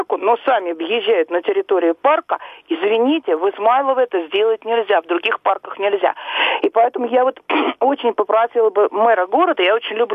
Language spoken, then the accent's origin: Russian; Moscow, Russia; А вы знаете, я коренная москвичка.